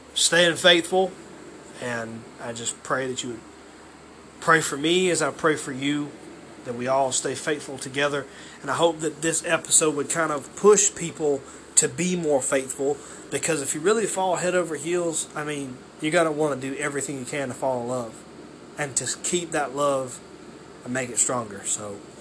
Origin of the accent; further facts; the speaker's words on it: Waynesboro, Georgia, United States; I'm from Waynesboro, Georgia